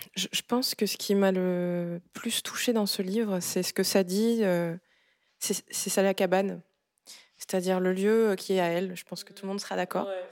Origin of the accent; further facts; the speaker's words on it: Gabon; now in France; Je viens du Gabon, qui est un pays de forêt vierge